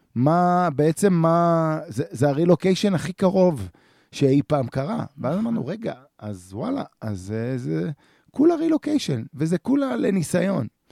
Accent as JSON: {"language": "Hebrew", "area": "the Center", "region": "Central Israel", "country": "Israel", "moved": "as an adult", "lives_now": "northern Israel", "said": "אנחנו מגיעים שנינו מהמרכז"}